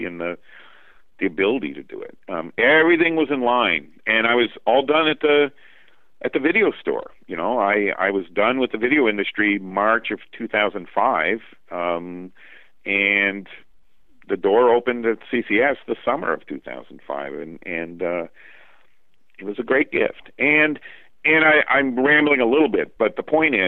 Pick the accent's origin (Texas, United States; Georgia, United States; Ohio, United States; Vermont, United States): Vermont, United States; my home state, in Vermont, you know? I want to stay in Vermont. I like it here. My roots are here.